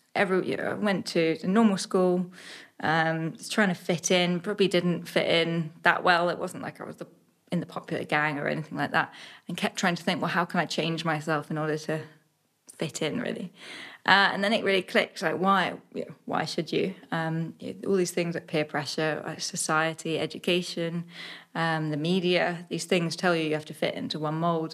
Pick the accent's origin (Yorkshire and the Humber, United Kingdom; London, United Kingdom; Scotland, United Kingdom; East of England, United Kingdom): East of England, United Kingdom; Suffolk; only child growing up in Suffolk